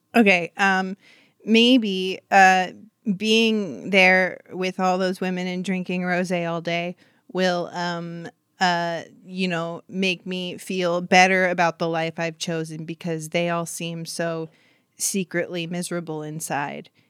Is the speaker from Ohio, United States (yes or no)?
no; Huntington Beach, California, United States; I'm from Huntington Beach, California